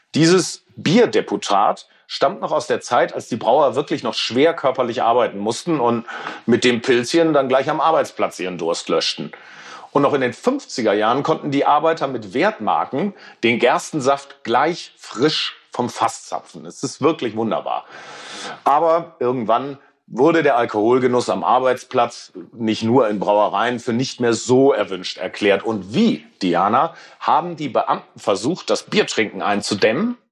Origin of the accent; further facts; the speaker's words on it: Ruhr area, North Rhine-Westphalia, Germany; Ich bin im Ruhrgebiet aufgewachsen